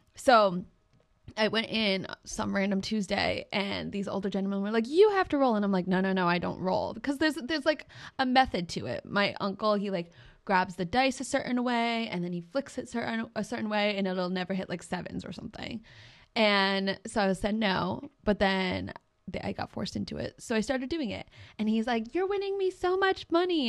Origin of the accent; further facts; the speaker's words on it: New England, United States; we're from New England